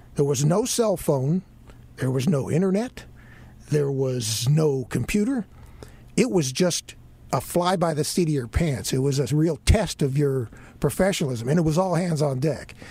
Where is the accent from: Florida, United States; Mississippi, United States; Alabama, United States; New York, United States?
Florida, United States; Miami; now in Charlotte, United States; I grew up in Miami